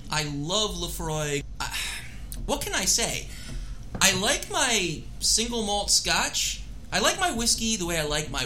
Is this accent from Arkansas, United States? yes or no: no; Philadelphia, Pennsylvania, United States; now in Washington, D.C., United States; Washington, D.C., you know, my hometown for the time. Not where I grew up. I grew up in Philadelphia, but my hometown for the last 22 years.